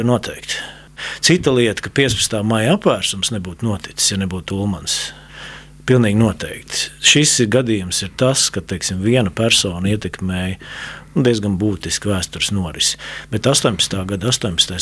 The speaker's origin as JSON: {"language": "Latvian", "region": "Riga", "country": "Latvia", "tie": "born or raised there", "said": "es nāku no Grīziņkalna, tāds ievērojams Rīgas rajonā"}